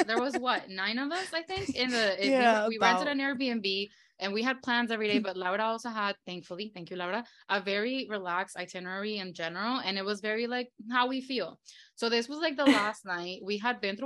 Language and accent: English; Venezuela; now in United States; When I was born and raised in Venezuela